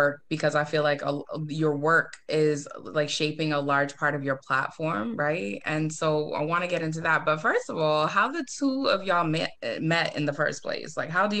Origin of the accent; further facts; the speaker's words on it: Boston, Massachusetts, United States; I'm from Boston, born